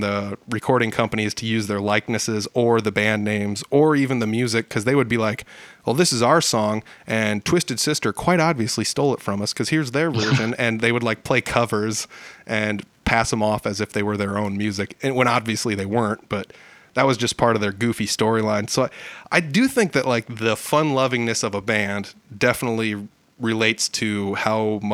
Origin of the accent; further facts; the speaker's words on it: Northern Iowa, United States; I'm from Northern Iowa